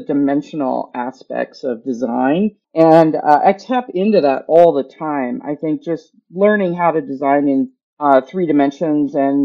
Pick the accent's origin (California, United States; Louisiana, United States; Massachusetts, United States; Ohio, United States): California, United States; Huntington Beach; moved away as an adult; now in Louisville, United States; I'm a native Southern Californian. I'm a transplant here in Louisville with the job at Humana, but I'm born and raised in California. Surf City is where what I call home, Huntington Beach